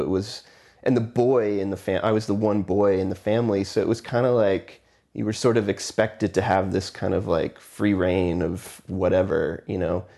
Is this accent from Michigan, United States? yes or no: no; Houston, Texas, United States; also born or lived in McAllen, Texas; I was born in Houston, Texas, and I lived there until I was fourteen, fifteen